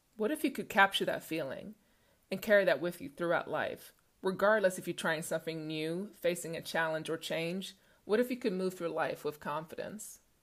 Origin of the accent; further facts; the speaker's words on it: Stockholm, Stockholm County, Sweden; Growing up in Stockholm, Sweden, being six feet tall at eleven years old